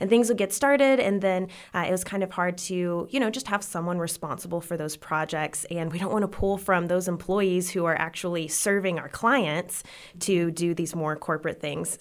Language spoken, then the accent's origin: English; Odessa, Texas, United States; also born or lived in Lubbock, Texas; I grew up in Odessa, Texas, and then I came here for college to go to L C U